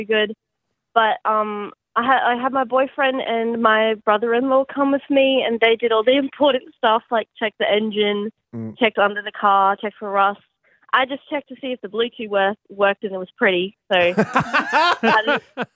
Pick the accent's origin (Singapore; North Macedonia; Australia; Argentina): Australia; I'm pretty Australian